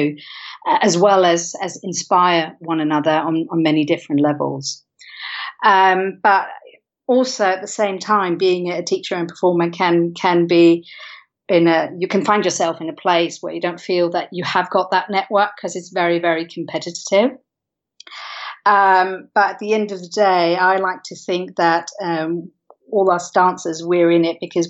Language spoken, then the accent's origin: English; Denmark; moved away as an adult; also born or lived in London, United Kingdom; now in United Kingdom; So I'm originally from Denmark. I've been living in the UK for the past 15 years or so.